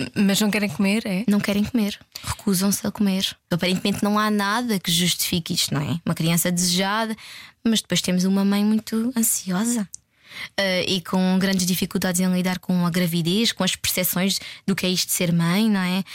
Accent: Évora, Alentejo, Portugal; Eu não sou de cá, sou de Évora.

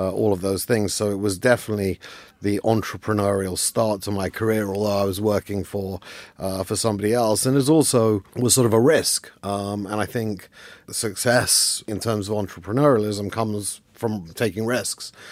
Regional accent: London, United Kingdom; I grew up in London

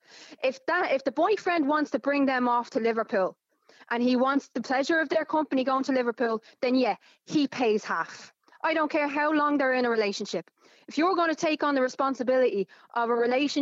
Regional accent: Dublin, Leinster, Ireland; I was born to a single mother in Clondalkin who raised two children

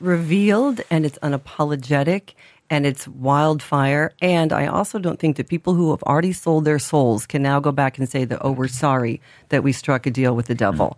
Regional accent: Indiana, United States; now in Ireland; I'm from Indiana, not Iowa, often confused

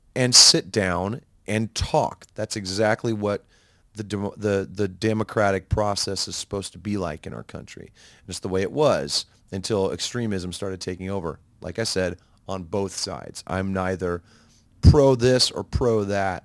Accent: United States; being an American

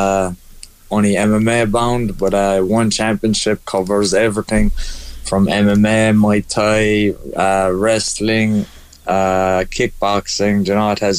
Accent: Ireland; we're the Irish

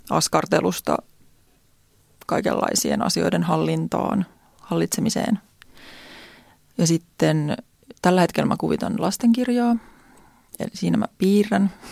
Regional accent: Järvenpää, Uusimaa, Finland; now in Tampere, Finland; Mä oon Järvenpäästä kotoisin.

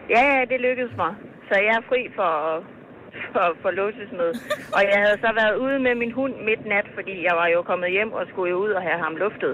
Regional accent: Thy, North Denmark Region, Denmark; jeg er fra Thy

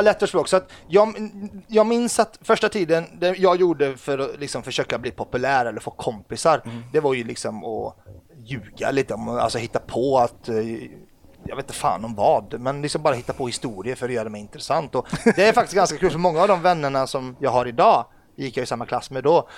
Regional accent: Ulricehamn, Västra Götaland, Sweden; Swedish is a second language; also born or lived in Lebanon / Bekaa Valley, Lebanon / Nässjö, Sweden; jag är född i Libanon ja. eh, och kom till Sverige när jag var sju år

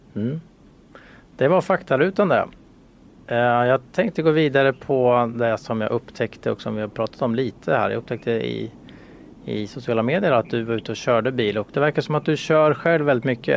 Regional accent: Sweden; vi svenskar

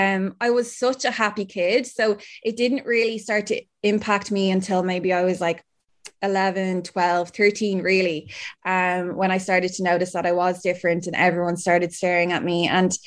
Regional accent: Ireland; I'm an Irish Paralympic swimmer.

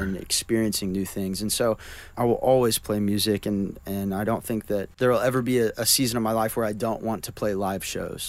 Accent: Oklahoma, United States; moved away; I grew up. In Oklahoma

